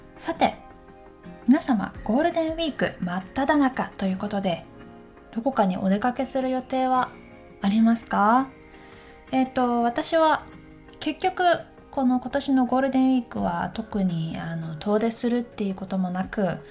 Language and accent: Japanese; Takayama, Gifu, Japan; moved away; あの私岐阜県の高山出身なんですけど高山の方にこの間帰った時に